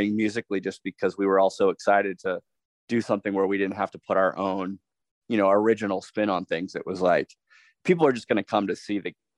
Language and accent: English; Indiana, United States; Growing up in Indiana